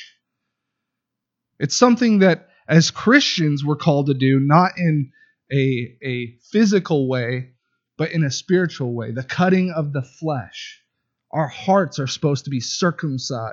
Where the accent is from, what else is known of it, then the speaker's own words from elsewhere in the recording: California, United States; moved away; I am from California